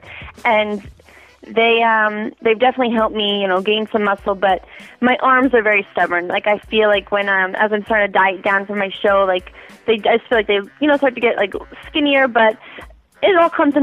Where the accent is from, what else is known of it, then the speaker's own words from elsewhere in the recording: Long Island, New York, United States; I'm from Long Island, born and raised on Long Island